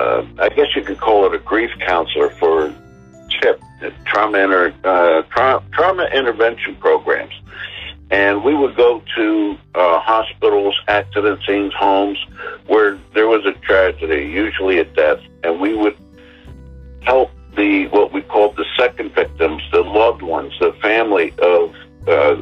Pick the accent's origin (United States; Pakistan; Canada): United States; New Jersey; I was raised born and raised in New Jersey